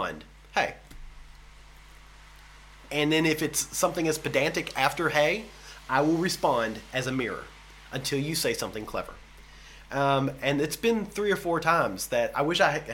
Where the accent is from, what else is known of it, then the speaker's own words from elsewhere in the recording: United States; moved away; I'm from the States